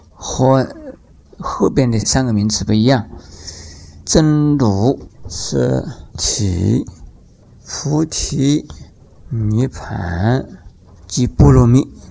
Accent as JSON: {"language": "Chinese", "country": "Taiwan", "said": "我们台湾"}